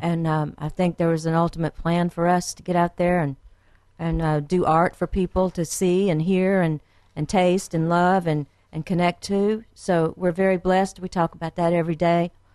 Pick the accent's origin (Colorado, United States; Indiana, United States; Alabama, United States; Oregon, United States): Alabama, United States; Frankville; born or raised there; also born or lived in Quantico, Virginia